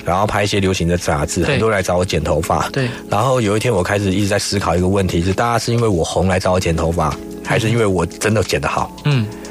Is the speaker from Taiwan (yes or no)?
yes; Taiwan; 因为我们这一世代应该是说都是经济起飞出生的孩子，嗯，所以台湾的男生其实还带一点童真哦